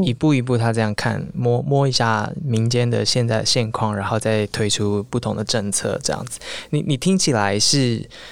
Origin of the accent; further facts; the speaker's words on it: Taiwan; 作为台湾人，当然我们有自己的台湾的媒体